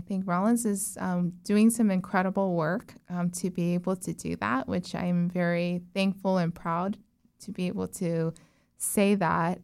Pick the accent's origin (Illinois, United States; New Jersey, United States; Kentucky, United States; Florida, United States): Florida, United States; Orlando; also born or lived in Texas / South Korea; I grew up in Azalea Cove, um, so, or Azalea Park, so that area